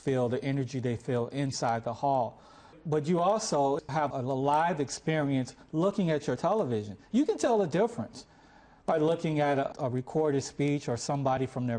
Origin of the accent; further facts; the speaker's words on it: Chicago, Illinois, United States; I'm from Chicago